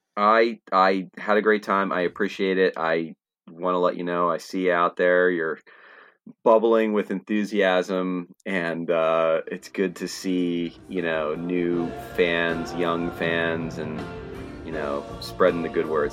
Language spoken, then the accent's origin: English; Trenton, New Jersey, United States; I grew up in Trenton area, and Trenton is thirty-five minutes away from Philly